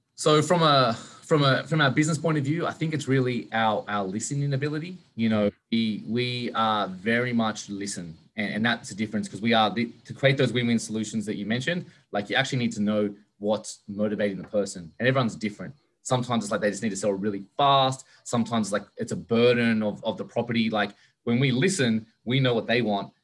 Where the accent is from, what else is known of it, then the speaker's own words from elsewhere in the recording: Sydney, New South Wales, Australia; moved away; I'm from Australia originally, so in Sydney